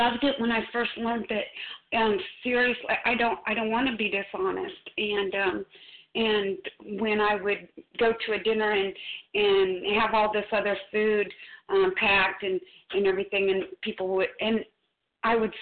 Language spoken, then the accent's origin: English; Missouri, United States; I'm from Missouri. I'm just a redneck